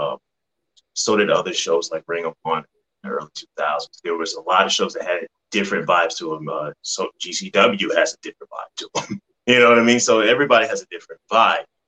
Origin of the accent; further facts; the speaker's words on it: Atlanta, Georgia, United States; Me and John, we are from Atlanta. This is our home.